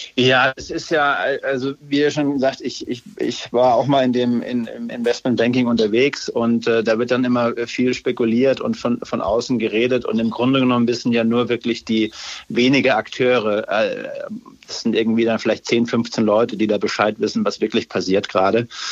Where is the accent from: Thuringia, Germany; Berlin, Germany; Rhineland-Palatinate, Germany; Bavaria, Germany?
Bavaria, Germany; Upper Franconia; ich bin ja Franke, Oberfranke